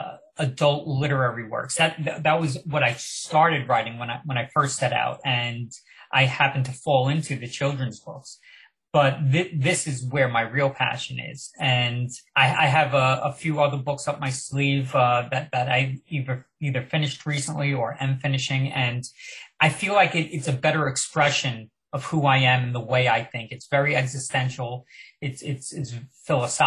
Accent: Long Island, New York, United States; also born or lived in Manhattan; I grew up on Long Island

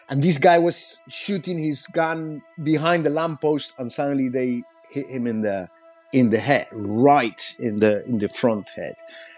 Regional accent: Chile; English is a second language; also born or lived in Peru; I was born in Peru, and because of a shining path, my family moved to Chile. And I remember in Chile, when I was finishing my school there

